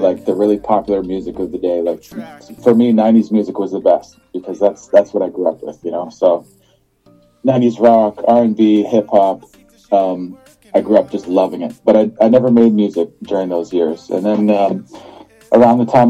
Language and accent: English; Windsor, Ontario, Canada; now in Fort McMurray, Canada; I'm born and raised in Canada, actually, a place called Windsor, Ontario